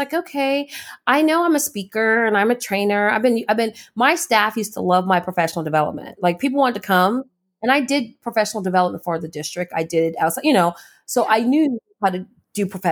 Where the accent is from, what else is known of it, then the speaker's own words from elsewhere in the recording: California, United States; moved away; I'm from California